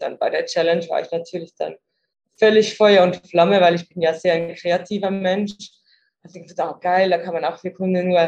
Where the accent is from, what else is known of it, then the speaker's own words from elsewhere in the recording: Zurich, Switzerland; ich komme ursprünglich aus der Schweiz, aus Zürich